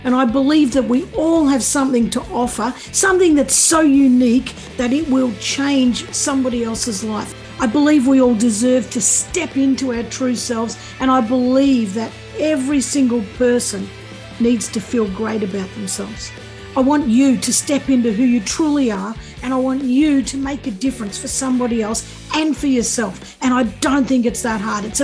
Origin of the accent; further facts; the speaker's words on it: Gippsland, Victoria, Australia; I'm from Gippsland